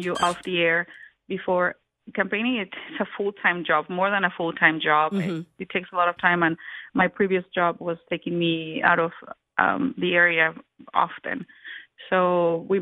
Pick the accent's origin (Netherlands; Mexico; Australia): Mexico; Colima; moved away as an adult; also born or lived in Guadalajara, Jalisco, Mexico; now in Franklin County, United States; So we were born in Guadalajara, but then we moved back to Colima, which is where we grew up.